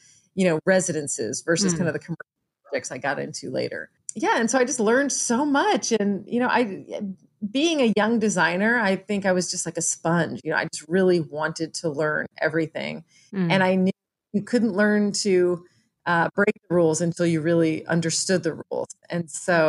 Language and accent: English; Lake Jackson, Texas, United States; I grew up in Lake Jackson, which is about an hour south of Houston